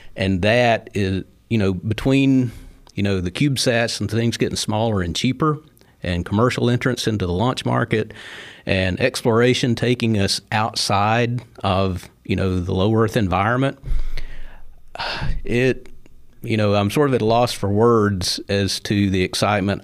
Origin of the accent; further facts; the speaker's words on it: Sand Mountain, North Alabama, United States; when I was a little boy growing up on Sand Mountain, uh, in the sixties